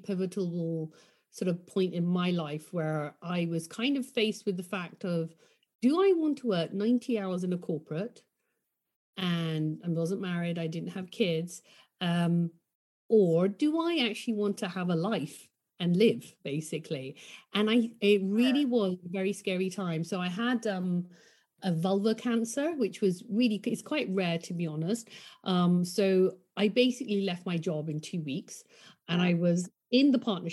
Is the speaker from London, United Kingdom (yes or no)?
yes; London, United Kingdom; I grew up in London.